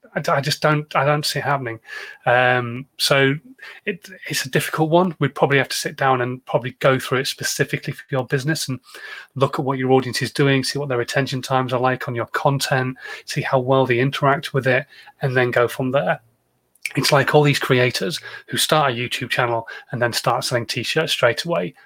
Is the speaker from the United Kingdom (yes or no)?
yes; United Kingdom; I'm British